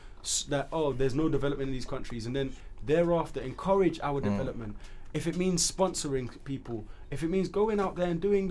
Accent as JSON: {"language": "English", "region": "England", "country": "United Kingdom", "tie": "born or raised there", "said": "If I'm from Sierra Leone, regardless of me being born in England, I'm still a Sierra Leonean"}